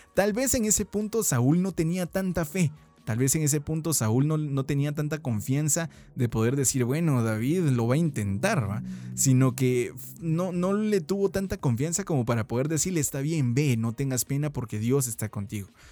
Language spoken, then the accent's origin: Spanish; Guatemala; como buenos chapines, como buenos guatemaltecos